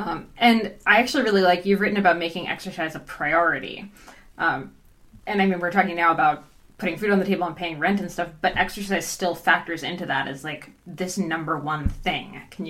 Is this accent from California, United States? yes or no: no; New Jersey, United States; now in Canada; I grew up in New Jersey